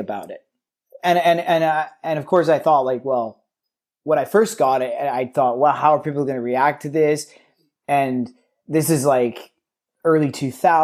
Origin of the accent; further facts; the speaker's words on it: Vancouver, British Columbia, Canada; I grew up in the West End of Vancouver